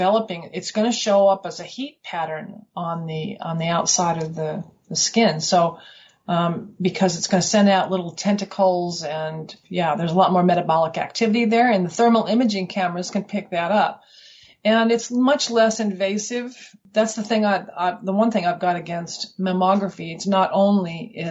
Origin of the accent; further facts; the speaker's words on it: Colorado, United States; moved away as an adult; now in Western Australia, Australia; I'm from Colorado originally, and we came here in 1990.